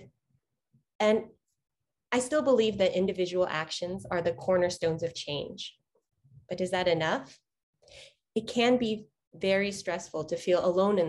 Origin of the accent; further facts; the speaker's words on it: Houston, Texas, United States; I was born and raised in Houston, Texas